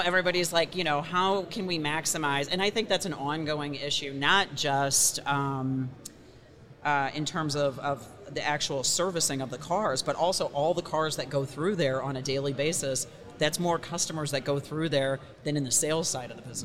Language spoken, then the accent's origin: English; St. Louis, Missouri, United States; moved away as an adult; also born or lived in New York; came back to my hometown of St. Louis.